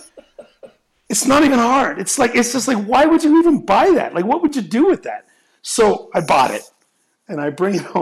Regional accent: Texas, United States; also born or lived in Cape Breton, Nova Scotia, Canada; now in Palm Springs, United States; I was born on the island of Cape Breton, Nova Scotia. It's an island at the north end of it all. I then left at a very young age, and I went to Texas, and basically raised in Texas

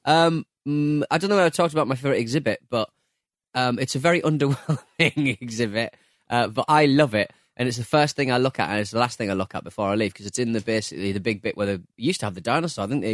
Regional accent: North East, North East England, United Kingdom

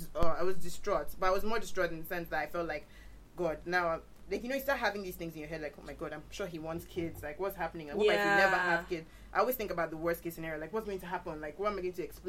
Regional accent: Nigeria; as a Nigerian woman

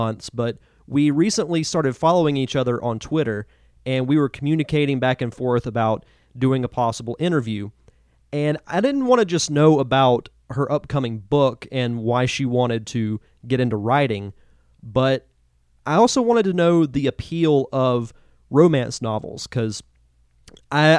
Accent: Gulf Coast of Florida, United States; I'm from the Gulf Coast of Florida

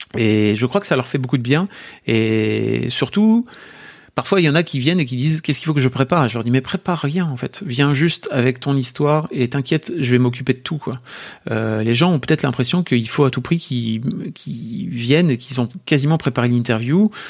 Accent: France; accent: French; mon accent français

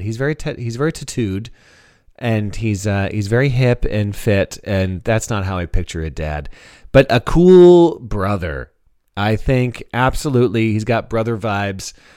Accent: Canada; now in United States; as a Canadian

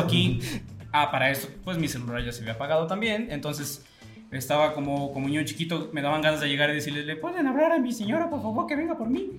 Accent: Atotonilco el Alto, Jalisco, Mexico; mi pueblo, es un pueblo que tiene muchas características

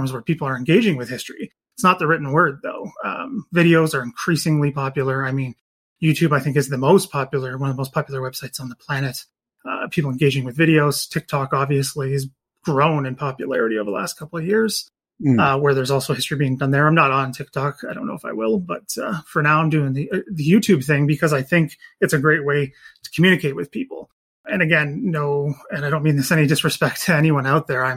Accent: Canada; in Canada here

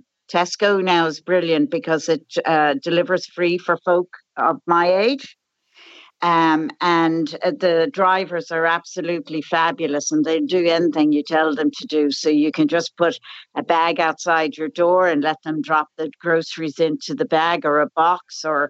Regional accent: Dublin, Leinster, Ireland; moved away as an adult; also born or lived in United States; And you probably can tell by my accent that I've been out of Ireland. I grew up here in Dublin and I lived in America for 43 years and I returned 3 years ago.

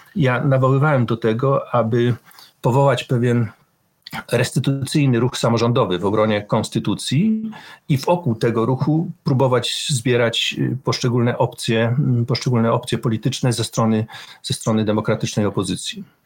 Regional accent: Poland; moved away as an adult; also born or lived in Wrocław; ja pochodzę z bardzo małego środowiska

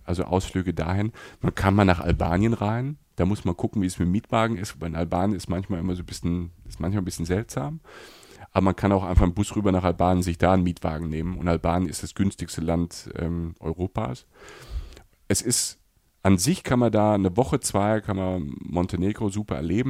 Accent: Germany; für uns Deutsche

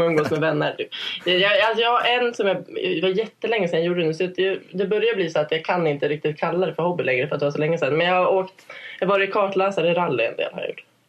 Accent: Ilsbo, Gävleborg County, Sweden; moved away as an adult; now in Stockholm, Sweden; Jag är från Ilsbo som är en ort med 300 invånare.

